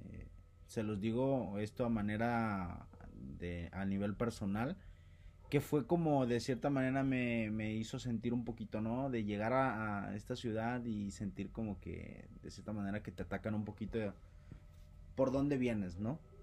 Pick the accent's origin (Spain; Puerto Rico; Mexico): Mexico; Costa Grande, Guerrero; soy del estado de Guerrero, del bellísimo estado de Guerrero, la Costa Grande